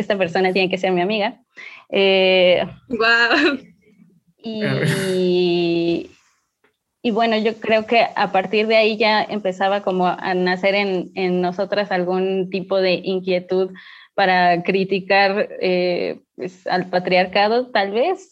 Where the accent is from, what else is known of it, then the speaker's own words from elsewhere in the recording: Pachuca, Hidalgo, Mexico; yo soy de Pachuca